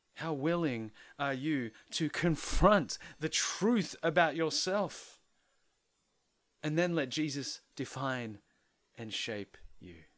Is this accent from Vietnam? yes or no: no; Philippines; a penny pinching Filipino